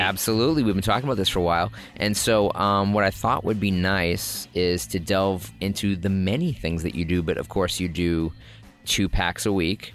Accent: Massachusetts, United States; we're in Massachusetts

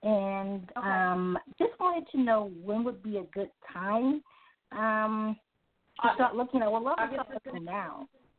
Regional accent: Long Island, New York, United States; I was born in Long Island at about 2:30 in the morning.

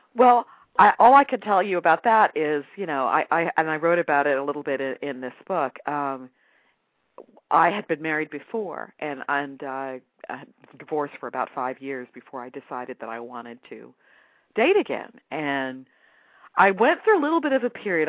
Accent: United States; I'm African American

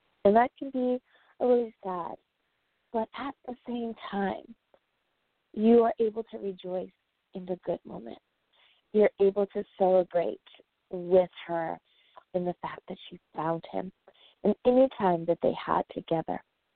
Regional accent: United States; the USA, woohoo, my home country

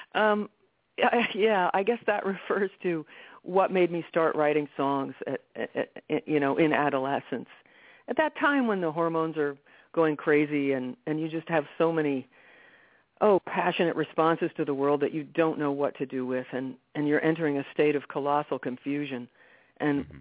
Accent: New York, United States; I was born in New York City

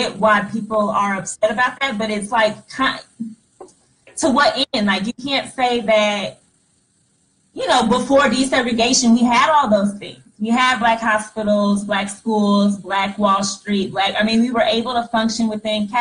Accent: United States; I was born in America

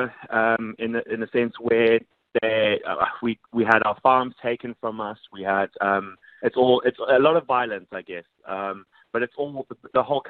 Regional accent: Zimbabwe; moved away; I was born in Zimbabwe. Very far from home at the moment

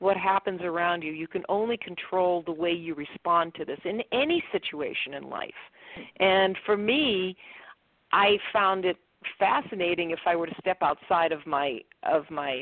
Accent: Boston, Massachusetts, United States; I'm from Boston

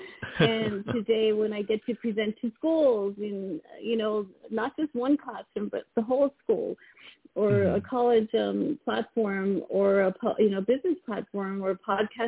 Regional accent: El Paso, Texas, United States; moved away as an adult; now in California, United States; I grew up in El Paso, Texas

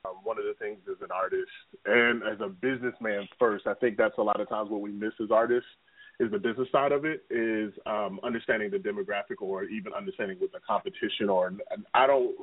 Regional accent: Baltimore, Maryland, United States; now in Jacksonville Beach, United States; Baltimore, my hometown, in the Northeast region

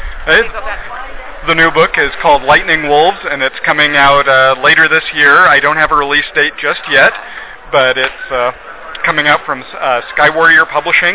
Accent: Southwest, United States; I grew up here in the Southwest.

